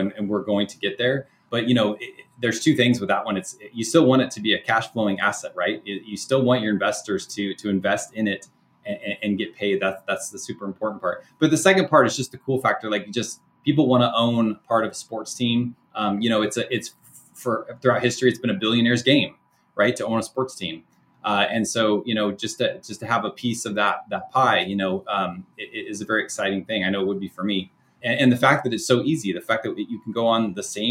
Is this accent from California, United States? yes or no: yes; Sacramento, California, United States; my local team here, I'm from Sacramento, Sacramento Kings